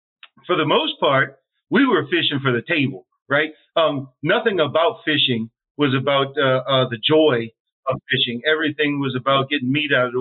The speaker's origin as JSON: {"language": "English", "region": "Louisiana", "country": "United States", "tie": "born or raised there", "said": "I grew up fishing in Louisiana"}